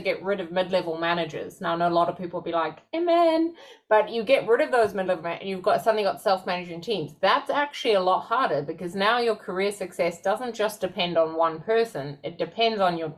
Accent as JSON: {"language": "English", "country": "South Africa", "tie": "born or raised there", "moved": "yes", "said": "I grew up in South Africa."}